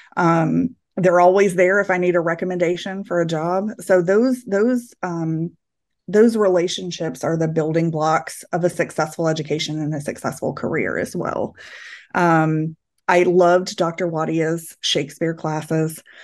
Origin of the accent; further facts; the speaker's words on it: Clarksville, Tennessee, United States; moved away; So I feel very rooted in Clarksville